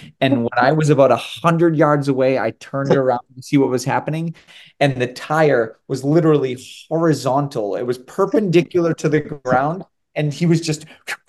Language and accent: English; Winthrop, Massachusetts, United States; I grew up in the Northeast and from Winthrop